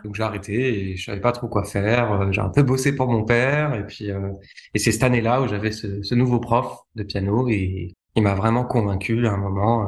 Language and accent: French; Lyon, Auvergne-Rhône-Alpes, France; j'ai grandi en France, notamment à Lyon